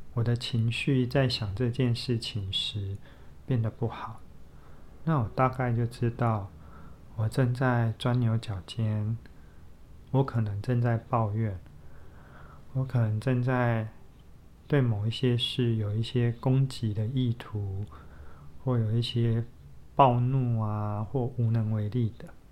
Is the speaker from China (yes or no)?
no; southern Taiwan, Taiwan; 我们都是在南部长大的孩子，然后读同一个学校